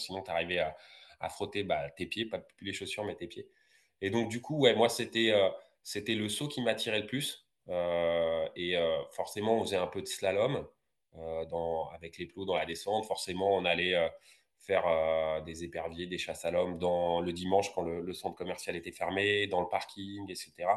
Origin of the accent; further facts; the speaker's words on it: Villiers-le-Bel, Île-de-France, France; ma ville de Villiers-le-Bel, parce que je suis originaire de Villiers-le-Bel dans 95